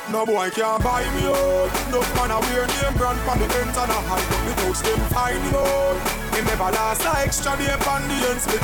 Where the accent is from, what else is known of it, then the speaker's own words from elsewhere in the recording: New Jersey, United States; I'm from Jersey, that's why we say it.